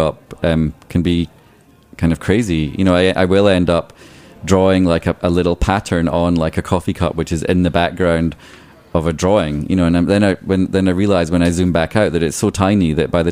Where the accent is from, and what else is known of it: Scotland, United Kingdom; born or raised there; now in New York City, United States